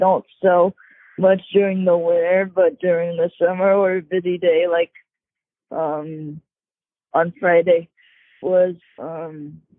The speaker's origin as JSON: {"language": "English", "region": "Bangkok", "country": "Thailand", "said": "I'm originally from Bangkok."}